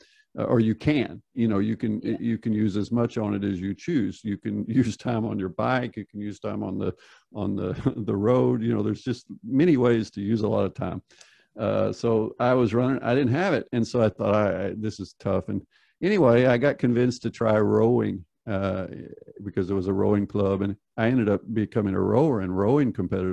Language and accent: English; United States; I grew up in the United States